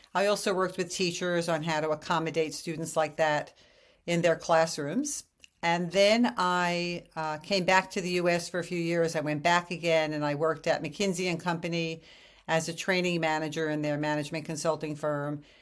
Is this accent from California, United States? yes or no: no; New York City, New York, United States; moved away as an adult; also born or lived in Japan; I come from New York City, and so I'm this brazen, tough, independent New York woman